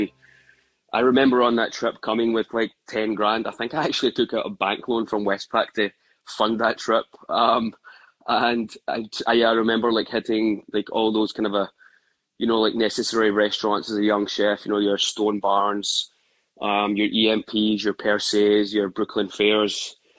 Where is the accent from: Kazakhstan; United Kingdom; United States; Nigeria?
United Kingdom; Glasgow, Scotland; So growing up in Glasgow, I remember like as an early age, my mum and dad were constantly working.